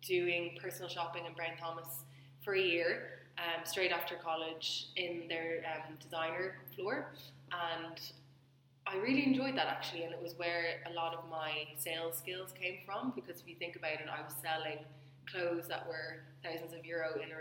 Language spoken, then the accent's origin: English; Dublin, Leinster, Ireland; I grew up in Dublin and I went to college in Dublin